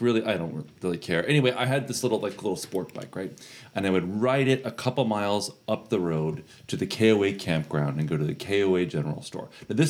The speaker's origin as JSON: {"language": "English", "region": "Florida", "country": "United States", "tie": "born or raised there", "said": "And I grew up in Florida."}